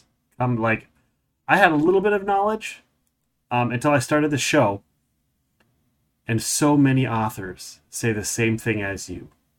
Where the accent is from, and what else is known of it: St. Paul, Minnesota, United States; born or raised there